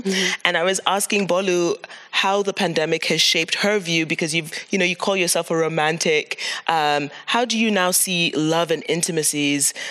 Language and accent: English; Cameroon; now in Amsterdam, Netherlands; I'm from Cameroon